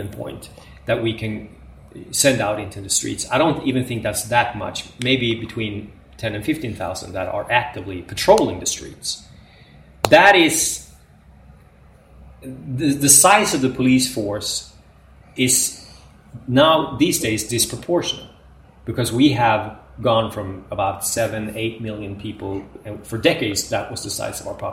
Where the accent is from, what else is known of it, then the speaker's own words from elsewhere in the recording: Östersund, Jämtland, Sweden; This is my hometown